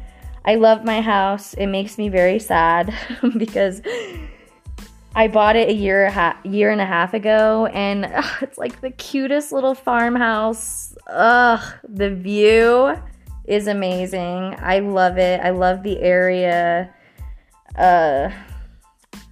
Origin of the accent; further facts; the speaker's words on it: Florence, United States; I'm officially one of the last grandkids to be in my hometown of Florence.